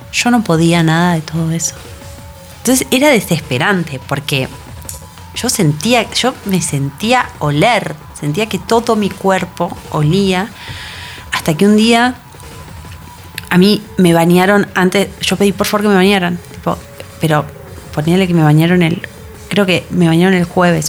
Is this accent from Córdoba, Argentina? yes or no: no; Buenos Aires, Argentina; caminé por Belgrano como había caminado por Belgrano miles de veces durante los 26 años que viví ahí